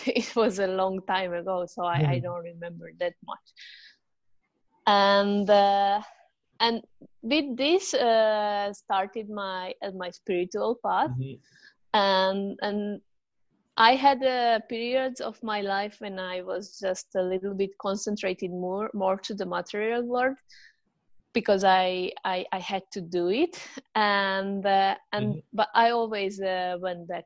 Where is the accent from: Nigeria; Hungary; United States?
Hungary; moved away as an adult; also born or lived in southern Spain; now in Spain; I'm from Hungary, but I'm living in South Spain 7 years now